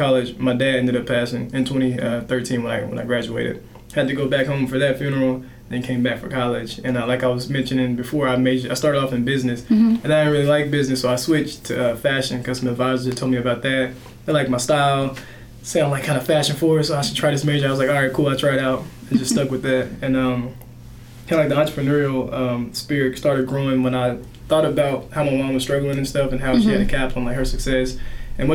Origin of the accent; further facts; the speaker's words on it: Helena, Arkansas, United States; I was born and raised in Helena, Arkansas, real poor, underrepresented area, Southeast Arkansas.